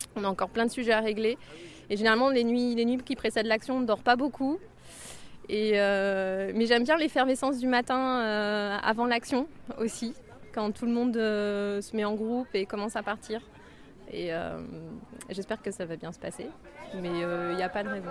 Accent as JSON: {"language": "French", "country": "France", "said": "je viens de France"}